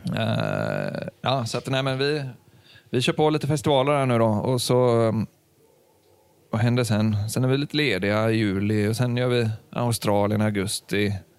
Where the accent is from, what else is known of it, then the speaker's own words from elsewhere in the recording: Sweden; vi är ju svenskar